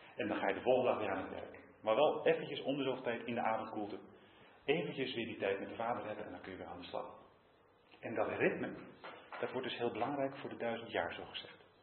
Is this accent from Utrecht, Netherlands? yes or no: yes; Utrecht, Netherlands; als Utrechter